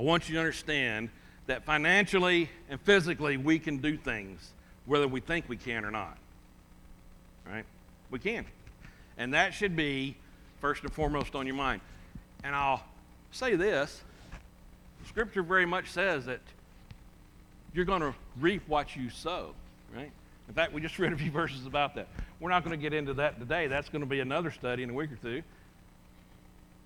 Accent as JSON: {"language": "English", "country": "United States", "said": "I'm from America"}